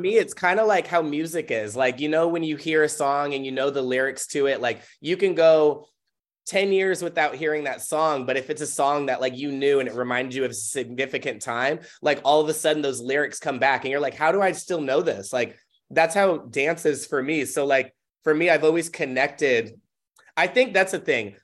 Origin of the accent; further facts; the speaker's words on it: Tacoma, Washington, United States; also born or lived in Auburn, Washington; I was born and raised in Tacoma